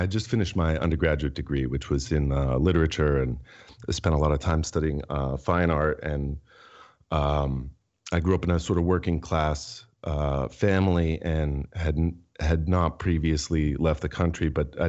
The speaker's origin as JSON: {"language": "English", "region": "New Hampshire", "country": "United States", "tie": "born or raised there", "said": "I'm a writer and a lawyer. And I was born and raised in New Hampshire, which is a sort of spooky place to grow up."}